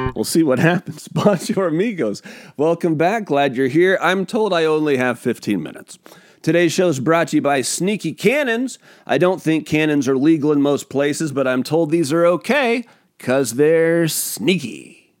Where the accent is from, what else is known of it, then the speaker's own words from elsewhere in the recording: Pacific Northwest, United States; I'm from the Pacific Northwest